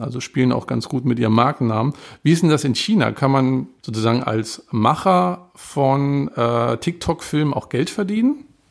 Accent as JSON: {"language": "German", "country": "Germany", "said": "ich bin Deutscher und lerne seit vier Jahren Chinesisch"}